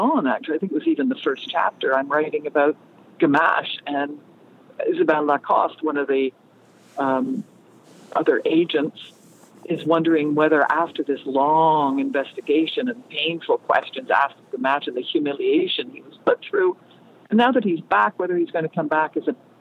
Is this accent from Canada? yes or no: yes; Canada; As a Canadian